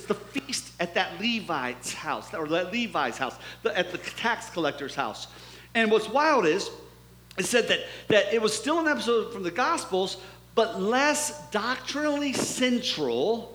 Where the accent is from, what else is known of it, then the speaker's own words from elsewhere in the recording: Mansfield, Ohio, United States; moved away; I'm from Ohio, my town, Mansfield